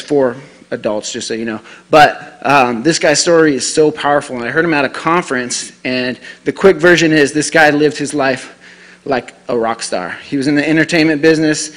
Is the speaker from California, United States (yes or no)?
no; Denver, Colorado, United States; moved away as an adult; now in Rapid City, United States; I'm from the Denver area